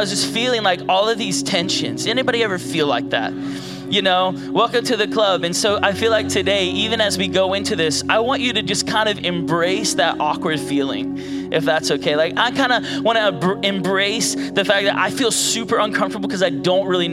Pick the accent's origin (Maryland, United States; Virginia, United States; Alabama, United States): Virginia, United States; Virginia Beach; moved away as an adult; now in outside Washington, DC, United States; I'm from Virginia Beach area.